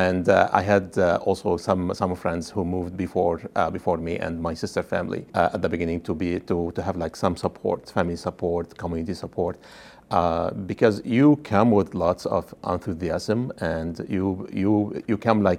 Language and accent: English; Lebanon; moved away as an adult; When I came from Lebanon, I had an MBA and said, maybe I will find a good job